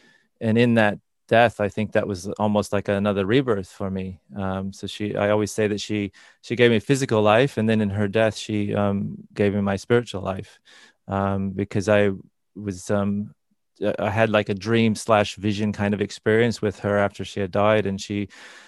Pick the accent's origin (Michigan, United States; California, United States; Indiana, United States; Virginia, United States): Indiana, United States; I grew up in Northern Indiana, so in the middle of America.